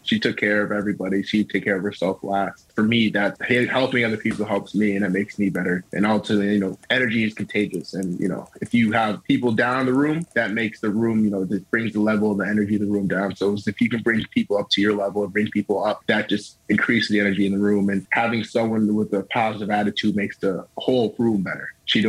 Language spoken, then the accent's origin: English; Minnesota, United States; You know, you always, you know, growing up in Minnesota, you watch the Vikings, you watch them play. And I mean, I've been there my whole life.